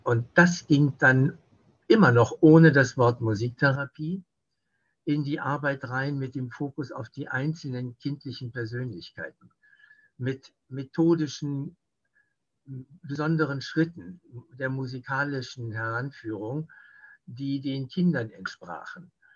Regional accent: West Germany, Germany; bei uns in Westdeutschland

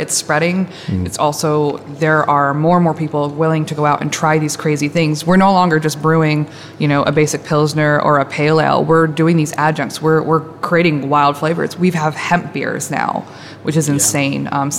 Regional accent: Wyoming, United States; now in Memphis, United States; I'm from Wyoming

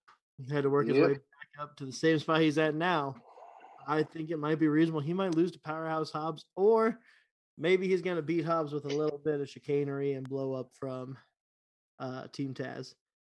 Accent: Canada; I'm Canadian too.

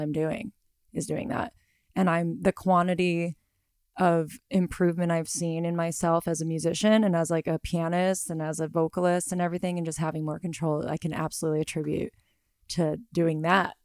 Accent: Southern California, United States; I am from Southern California

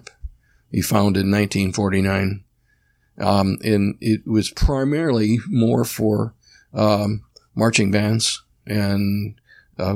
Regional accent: Orlando, Florida, United States; also born or lived in Indiana; I grew up in Orlando.

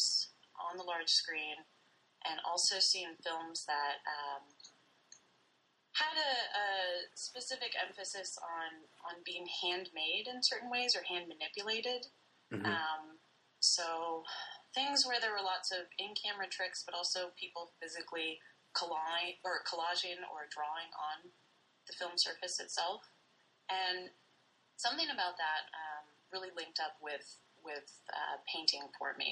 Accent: Lincoln, Nebraska, United States; moved away as an adult; also born or lived in Washington State / Tacoma, Washington; now in Bloomington, Indiana, United States; I grew up in Lincoln, Nebraska. I was born out in Washington State

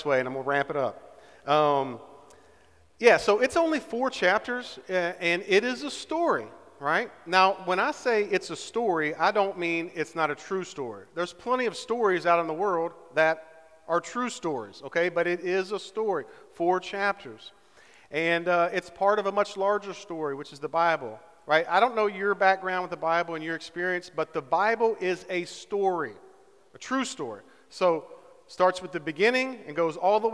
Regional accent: Southern West Virginia, United States; I'm from Southern West Virginia

